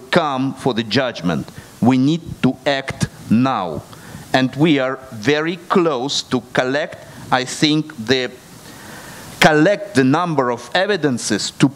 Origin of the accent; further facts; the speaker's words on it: Odesa, Odesa Oblast, Ukraine; first language Russian; English is a second language; I was born in Odessa. My mother tongue is Russian.